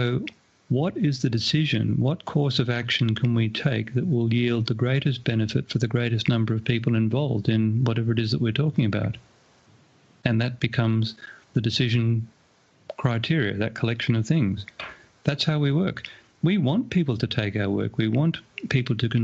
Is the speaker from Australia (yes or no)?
yes; Australia; my hometown here in Australia